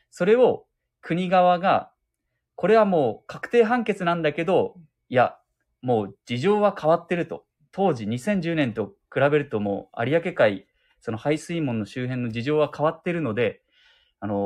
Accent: Fukuoka, Japan; だからもう、喫水の博多っ子、うん、福岡市出身なので、ねえ、ほんと気になるな。

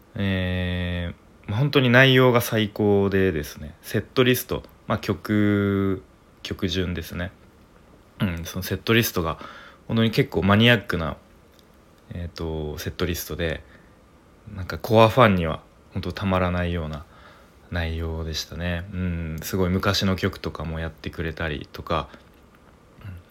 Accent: Tokyo, Japan; moved away; 僕東京出身なんですけれども

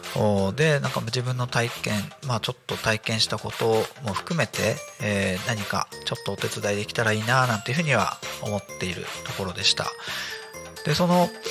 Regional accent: Akita, Japan; moved away; 私も秋田県出身ということで

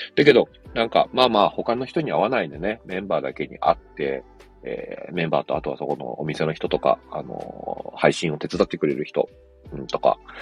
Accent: Yokohama, Kanagawa, Japan; born or raised there

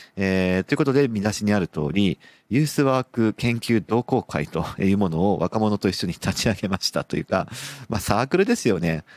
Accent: Sapporo, Hokkaido, Japan; moved away; 僕の実家がある札幌

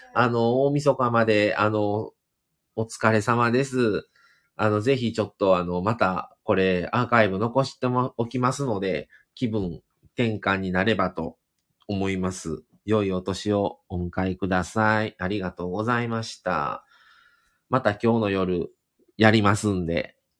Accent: Kobe, Hyogo, Japan; moved away as an adult; also born or lived in Otsu, Shiga; 滋賀で生まれて、父親がもうずっと神戸の人なので、 神戸に来て、すぐ、生まれてすぐ神戸来たんですけど、そっからずっと20、25歳までは阪急沿線に住んでたんですね

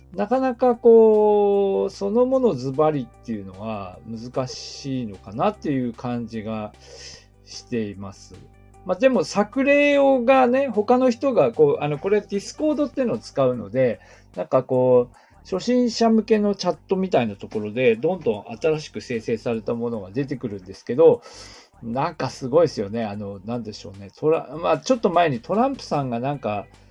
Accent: Aomori, Japan; also born or lived in Hokkaido; now in Niigata, Japan; 私の出身地の青森

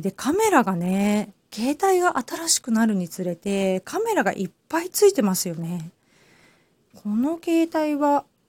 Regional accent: Hamamatsu, Shizuoka, Japan; now in Kamakura, Japan; 私ね、浜松出身なので

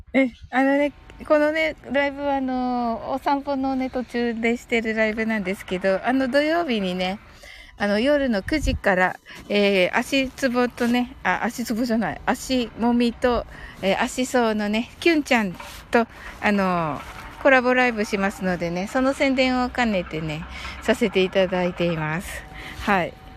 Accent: Kyushu, Japan; 九州人なんでね

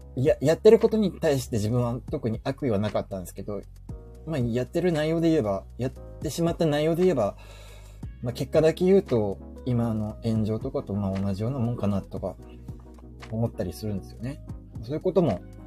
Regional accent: Fukuoka, Japan; 我が地元福岡

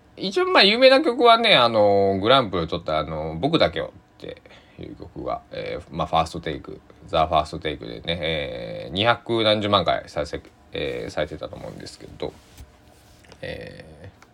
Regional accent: Susaki, Kochi, Japan; now in Takamatsu, Japan; 僕の地元須崎市

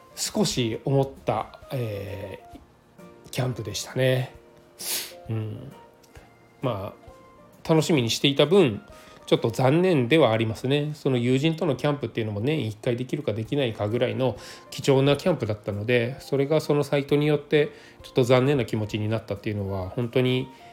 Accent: Nagano, Japan; moved away; 私地元が長野県なので長野県で、えー、帰省をしている中で

